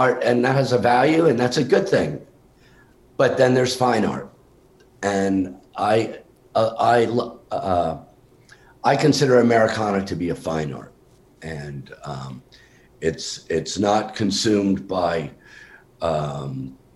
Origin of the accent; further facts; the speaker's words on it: New York, United States; moved away as an adult; also born or lived in Vermont; now in Nashville, United States; I grew up in New York and in Vermont